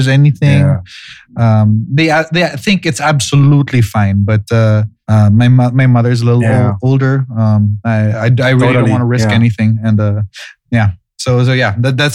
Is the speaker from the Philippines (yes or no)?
yes; Philippines; moved away; I'm gonna fly to my hometown